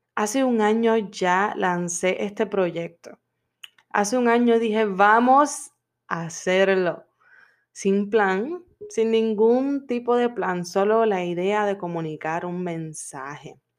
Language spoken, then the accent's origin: Spanish; Puerto Rico; now in Florida, United States; Yo soy de Puerto Rico y vivo en Florida